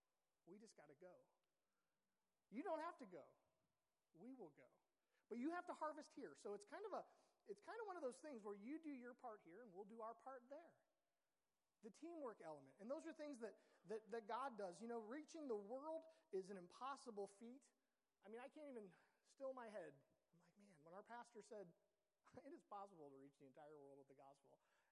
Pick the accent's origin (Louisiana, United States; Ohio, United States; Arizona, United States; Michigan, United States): Ohio, United States; We're from Ohio.